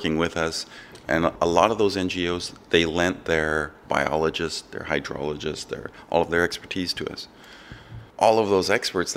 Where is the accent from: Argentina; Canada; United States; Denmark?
Canada; Waskaganish, Quebec; also born or lived in Wemindji; my mother moved back to Wiskaganish when I was about 5 or 6